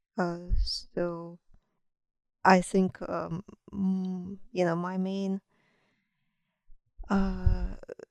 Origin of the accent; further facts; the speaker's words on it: Kharkiv, Kharkiv Oblast, Ukraine; moved away as an adult; now in United States; I was born in Kharkiv, which is the second largest city in Ukraine in the east part of the country